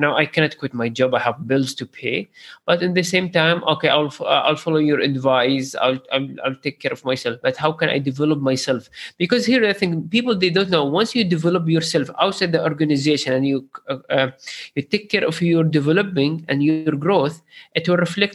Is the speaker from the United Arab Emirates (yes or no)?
yes; Sharjah, United Arab Emirates; I'm from Sharjah